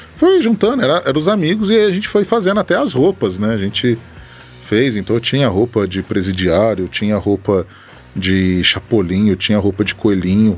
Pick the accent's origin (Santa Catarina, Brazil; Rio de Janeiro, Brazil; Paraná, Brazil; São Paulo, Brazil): São Paulo, Brazil; Batatais; moved away as an adult; also born or lived in São Carlos; now in Ribeirão Preto, Brazil; Nascido e criado aqui em Batatais